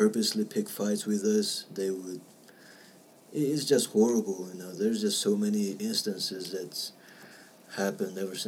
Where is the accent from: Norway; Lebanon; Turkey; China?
China; East Turkestan, Xinjiang; now in United States; I'm from East Turkestan